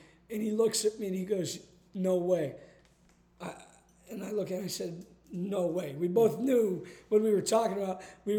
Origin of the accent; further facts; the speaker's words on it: Columbus, Ohio, United States; We're from Columbus.